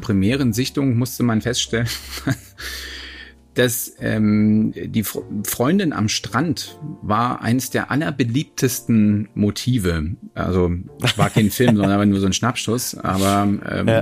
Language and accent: German; Hamburg, Germany; meine Heimatstadt Hamburg